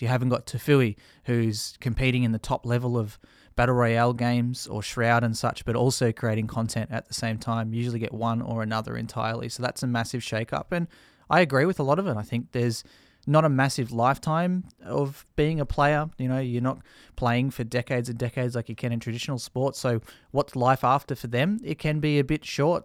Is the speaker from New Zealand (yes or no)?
no; Australia; we're an English-speaking nation